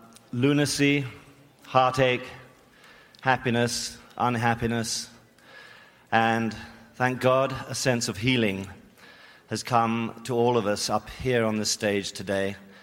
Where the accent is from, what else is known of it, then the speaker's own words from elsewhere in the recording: England, United Kingdom; being an Englishman